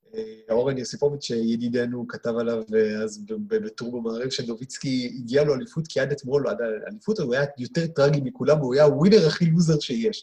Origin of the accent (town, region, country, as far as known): Israel